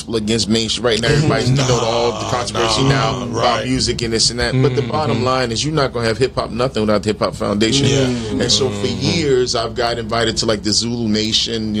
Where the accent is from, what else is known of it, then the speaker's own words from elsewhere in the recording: New Jersey, United States; also born or lived in Brooklyn, New York; I grew up in Jersey